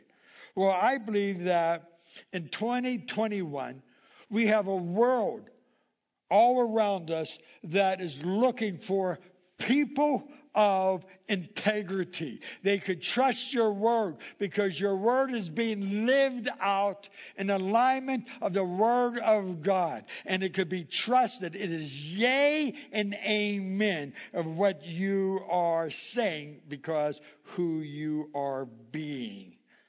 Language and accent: English; Indiana, United States; But when we moved here 20 years ago, there was we came from Indiana. And in Indiana, they would have tornadoes and all types of stuff.